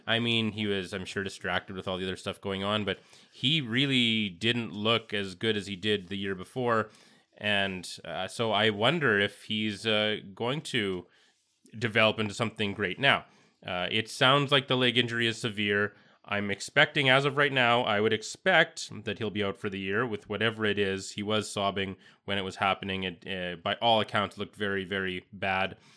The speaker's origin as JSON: {"language": "English", "country": "Canada", "tie": "born or raised there", "said": "growing up in Canada, how it's just a fact of life with hockey"}